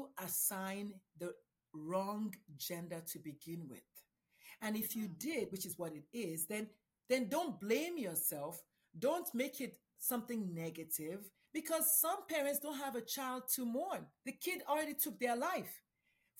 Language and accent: English; Nigeria; moved away; I'm a Nigerian Catholic immigrant.